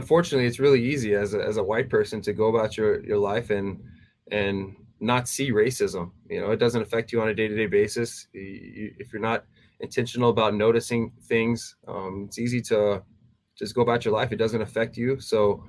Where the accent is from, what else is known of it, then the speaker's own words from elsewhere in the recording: Texas, United States; moved away as an adult; also born or lived in Tennessee; if I was living in my hometown, you know, back in Texas